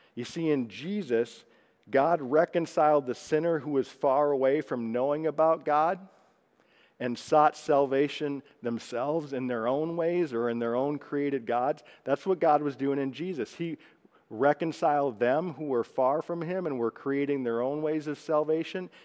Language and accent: English; Texas, United States; I'm a Texan